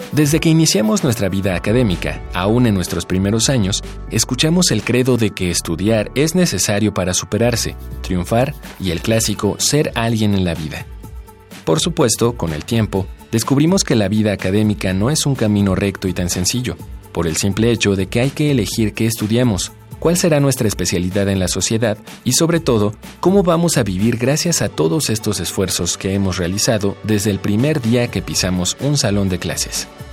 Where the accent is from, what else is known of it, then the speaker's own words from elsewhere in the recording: Guanajuato, Mexico; Soy de Guanajuato Capital